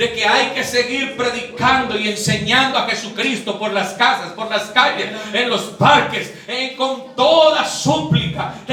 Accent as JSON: {"language": "Spanish", "region": "Boyacá", "country": "Colombia", "said": "A mí cuando me preguntan de dónde es, y yo digo, soy de Boyacá, vivo en Duitama."}